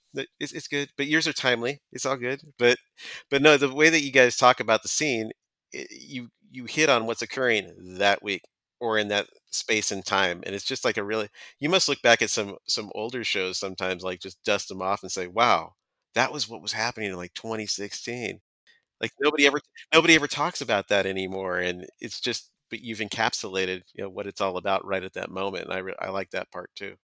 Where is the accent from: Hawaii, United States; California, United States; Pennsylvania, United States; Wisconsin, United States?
California, United States; San Diego; I've been writing about beer in San Diego County, my hometown, for about thirteen years